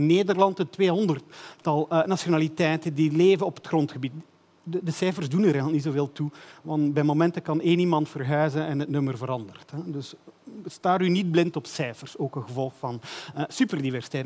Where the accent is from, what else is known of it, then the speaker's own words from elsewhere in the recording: Belgium; Ik ben een Belg.